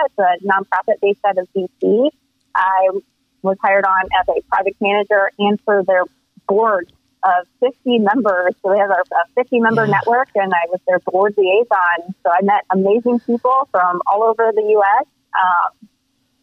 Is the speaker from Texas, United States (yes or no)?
no; Central Illinois, United States; I'm from Central Illinois